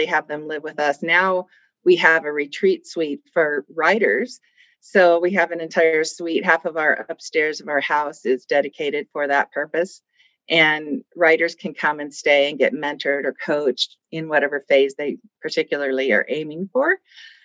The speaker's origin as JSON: {"language": "English", "region": "Colorado", "country": "United States", "tie": "born or raised there", "also_born_or_lived": "California / Pennsylvania", "said": "we moved out to Colorado and moved into a brand new suburb"}